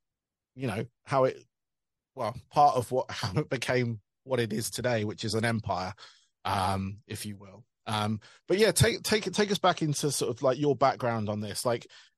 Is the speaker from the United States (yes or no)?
no; United Kingdom; being British